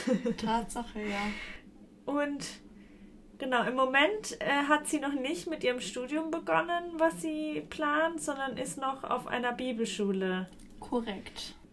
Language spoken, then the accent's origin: German; Heroldsberg, Bavaria, Germany